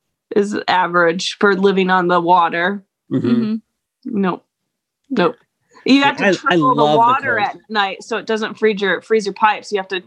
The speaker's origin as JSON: {"language": "English", "region": "New York", "country": "United States", "tie": "born or raised there", "also_born_or_lived": "Utah / the West", "moved": "as an adult", "said": "So I'm originally from New York, stayed here up until I was 21, joined the church right before I turned 21, against my will, moved to Utah, was there for several years"}